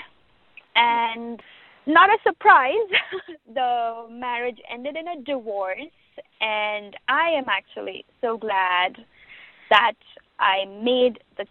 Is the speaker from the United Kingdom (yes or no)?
no; Mumbai, Maharashtra, India; moved away as an adult; now in Chicago, United States; I come from Bombay